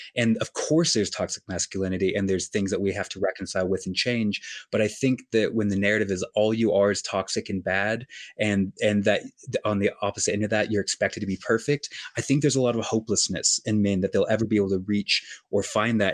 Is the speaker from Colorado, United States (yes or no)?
yes; Colorado, United States; moved away as an adult; also born or lived in New York City / Los Angeles; now in New York City / Los Angeles, United States; I often go to my hometown in Colorado